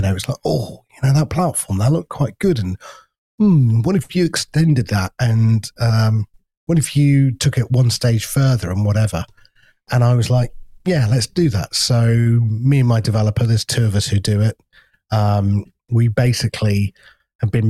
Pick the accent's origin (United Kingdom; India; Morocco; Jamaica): United Kingdom; we're so British